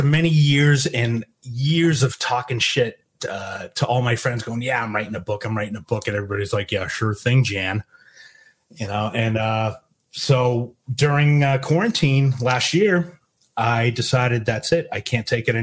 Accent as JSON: {"language": "English", "town": "Boston", "region": "Massachusetts", "country": "United States", "also_born_or_lived": "San Antonio", "accent": "Boston", "moved": "yes", "said": "I'm from Boston"}